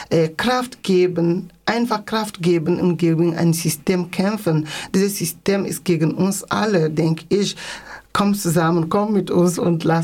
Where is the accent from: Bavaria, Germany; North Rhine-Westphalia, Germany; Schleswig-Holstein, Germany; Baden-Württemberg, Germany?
Baden-Württemberg, Germany; Freiburg; weil ich komme aus Deutschland, ich kam von Freiburg